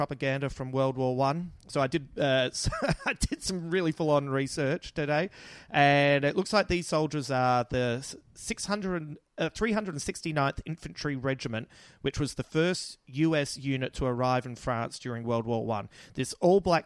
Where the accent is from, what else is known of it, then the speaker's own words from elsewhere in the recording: Adelaide, South Australia, Australia; accent: Adelaide; That's my little Adelaide accent